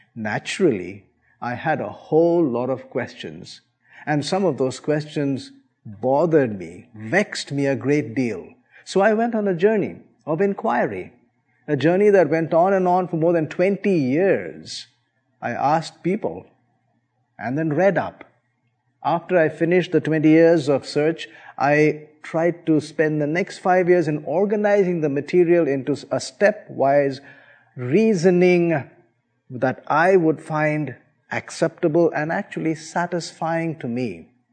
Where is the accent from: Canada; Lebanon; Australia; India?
India; I was born and brought up in India